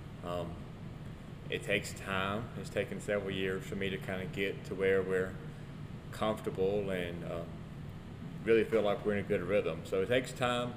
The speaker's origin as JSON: {"language": "English", "town": "Philadelphia", "region": "Mississippi", "country": "United States", "tie": "born or raised there", "said": "I'm from Philadelphia, Mississippi. I graduated from Neshoba Central in 2001"}